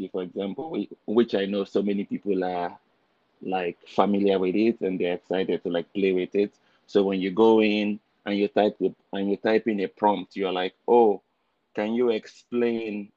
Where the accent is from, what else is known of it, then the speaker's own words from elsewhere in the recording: Nigeria; moved away as an adult; now in Canada; originally I'm from Nigeria. So I was born and raised in Nigeria.